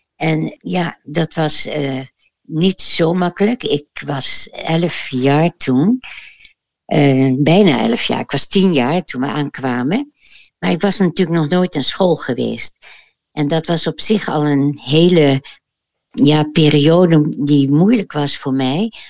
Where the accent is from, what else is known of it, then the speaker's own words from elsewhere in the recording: The Hague, South Holland, Netherlands; ik ben geboren in Den Haag